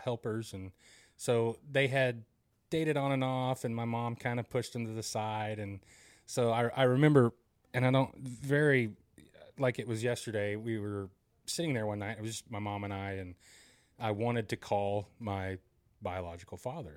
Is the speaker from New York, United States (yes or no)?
no; Broken Arrow, Oklahoma, United States; I grew up here in Broken Arrow, or in Broken Arrow